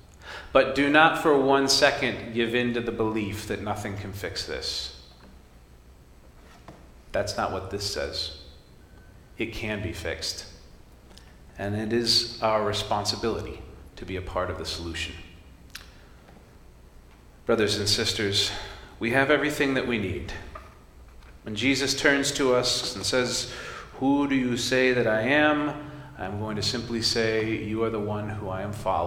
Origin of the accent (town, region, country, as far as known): United States